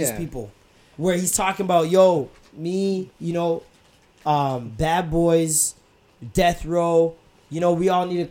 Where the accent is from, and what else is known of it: Toronto, Ontario, Canada